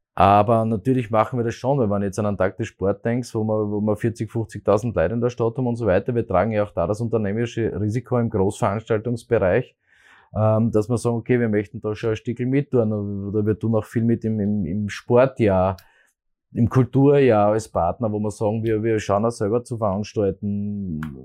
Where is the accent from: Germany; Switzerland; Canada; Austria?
Austria; Graz, Styria; ich bin ein Grazer, bin mit Leidenschaft Grazer